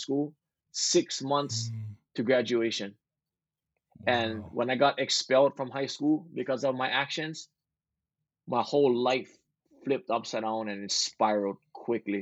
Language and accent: English; Big Island, Hawaii, United States; I was born and raised in Hawaii on the Big Island, and I grew up golfing